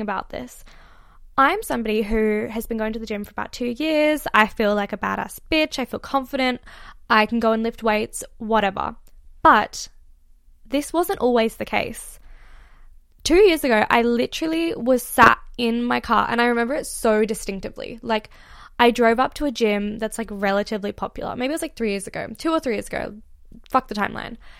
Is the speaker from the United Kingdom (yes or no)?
no; Australia; I am actually Australian, and I'm currently in the U K